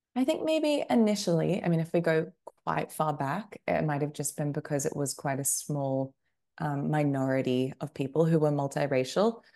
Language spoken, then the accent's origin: English; Australia; moved away as an adult; also born or lived in United Kingdom / United States; I grew up in Australia, and then I, well, as you kind of mentioned in the introduction, I ended up living in um, a number of different places as an adult, and I am now back um, in Australia